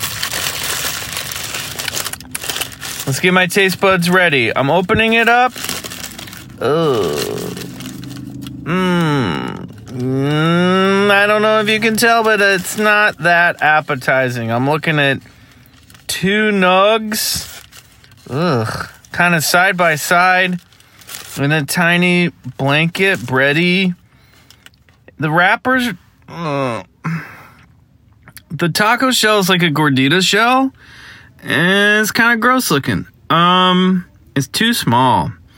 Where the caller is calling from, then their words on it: Burbank, California, United States; I'm calling from Burbank, California, beautiful Burbank, where I'm sitting in a Taco Bell